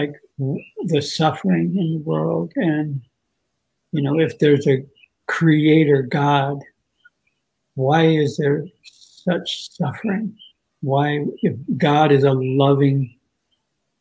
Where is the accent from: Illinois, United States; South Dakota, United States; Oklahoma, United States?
South Dakota, United States; I was born in South Dakota in a small sort of agricultural town of about 10,000.